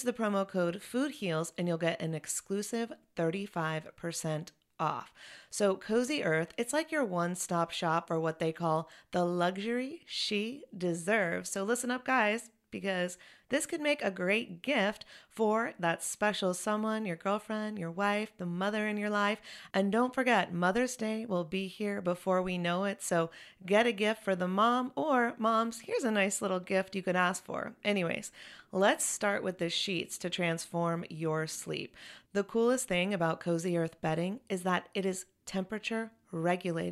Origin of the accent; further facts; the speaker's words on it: Chapel Hill, North Carolina, United States; moved away as an adult; also born or lived in Los Angeles; Elle and I are from Chapel Hill, so our childhood home is Chapel Hill